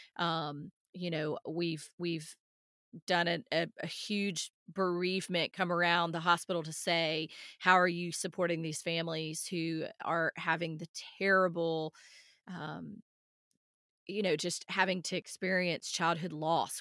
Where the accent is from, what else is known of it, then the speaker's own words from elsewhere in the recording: outside Nashville, Tennessee, United States; moved away; I grew up outside Nashville